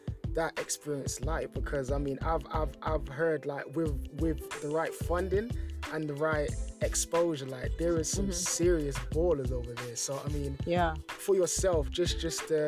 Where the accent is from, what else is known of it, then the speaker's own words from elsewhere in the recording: London, United Kingdom; me growing up in London